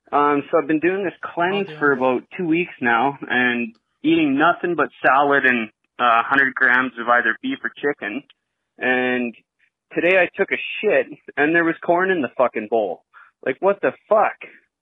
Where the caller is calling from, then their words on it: Calgary, Alberta, Canada; from Calgary, Alberta